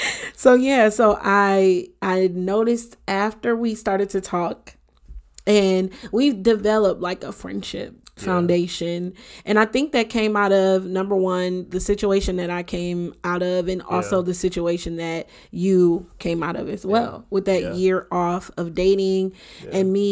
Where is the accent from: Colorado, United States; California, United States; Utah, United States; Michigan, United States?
Michigan, United States; Detroit; he would come with me sometimes to my hometown, to Detroit. And my dad was a pastor at the time.